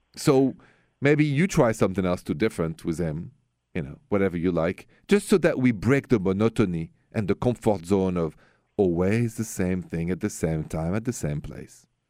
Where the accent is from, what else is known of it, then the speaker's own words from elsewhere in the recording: Paris, Île-de-France, France; accent: French; English is a second language; moved away; my hometown, Paris, city of love